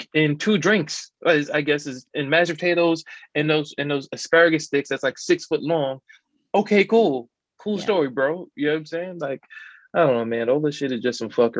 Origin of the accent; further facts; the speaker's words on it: New York, United States; I'm from New York